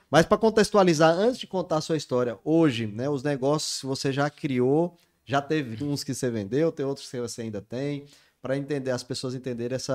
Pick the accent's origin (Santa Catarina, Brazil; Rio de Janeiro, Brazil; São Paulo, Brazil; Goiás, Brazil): Goiás, Brazil; Goiânia; Eu, eu sou de Goiânia, eu nunca senti. Eu acho que o sotaque ali próximo, tô ali meio que sul também, não sei.